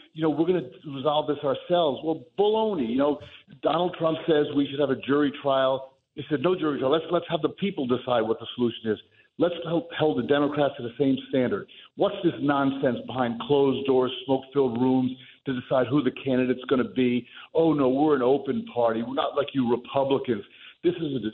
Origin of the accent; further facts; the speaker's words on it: Union City, New Jersey, United States; we grew up together in Union City